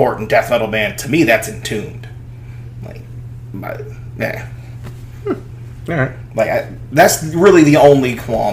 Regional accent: United States; we're American

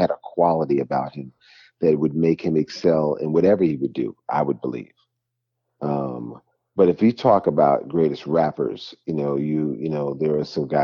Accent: New York City, New York, United States; also born or lived in Mount Vernon, New York / Manhattan; I was raised in the Bronx and Mount Vernon, and I've lived in Manhattan for decades.

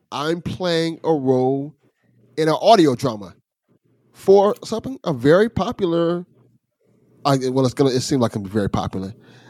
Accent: Miami, Florida, United States; growing up in Miami, watching cartoons in the 80s. I grew up in the 80s

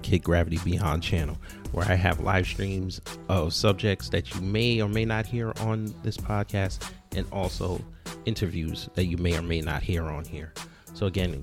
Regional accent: New York, United States; moved away; I'm from New York

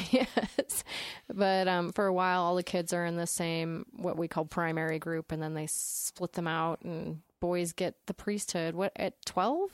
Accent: Utah, United States; I was growing up in Utah County, which is the Mormonist of the, the counties

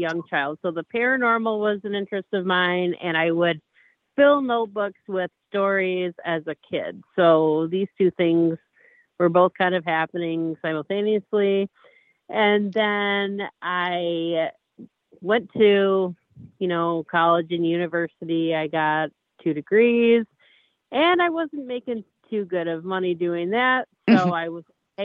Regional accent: Bay City, Michigan, United States; I am from Bay City, Michigan.

